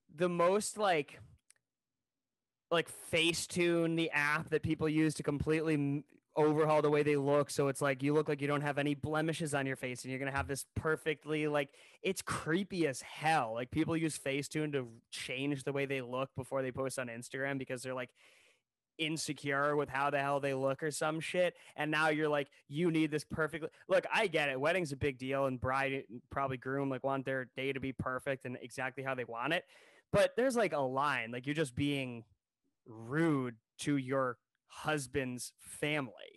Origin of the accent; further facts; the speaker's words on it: Ohio, United States; we're from Ohio